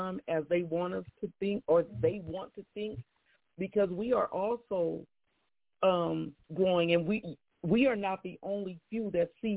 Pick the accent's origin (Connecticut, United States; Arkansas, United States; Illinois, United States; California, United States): California, United States; San Bernardino; my hometown, San Bernardino